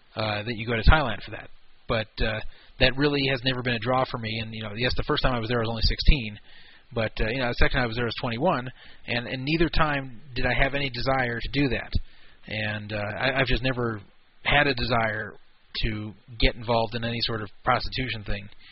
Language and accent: English; United States; Being an American